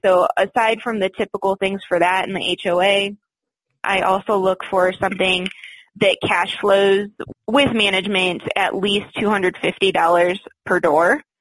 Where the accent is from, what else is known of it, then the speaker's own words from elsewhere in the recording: Michigan, United States; moved away as an adult; also born or lived in Florida; now in Colorado, United States; I grew up in Michigan.